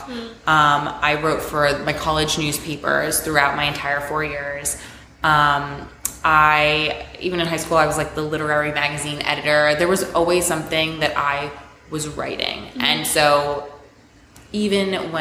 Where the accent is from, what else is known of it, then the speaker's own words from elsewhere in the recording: South Florida, United States; moved away as an adult; also born or lived in Long Island, New York; now in New York City, United States; I was born on Long Island, and I moved to South Florida when I was 4. I grew up there